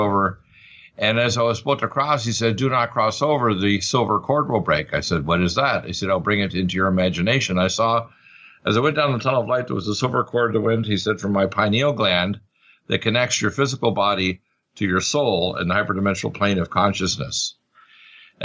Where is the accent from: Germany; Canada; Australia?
Canada; Truro, Nova Scotia; moved away; also born or lived in Detroit, Michigan; My father was from Canada, so I was raised in Truro.